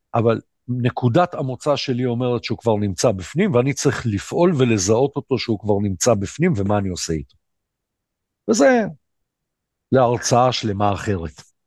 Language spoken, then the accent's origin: Hebrew; Ashdod, Southern District, Israel; אני אשדודי